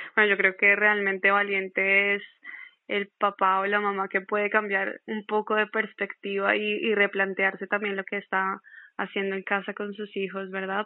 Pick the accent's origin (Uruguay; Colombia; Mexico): Colombia; yo soy de Colombia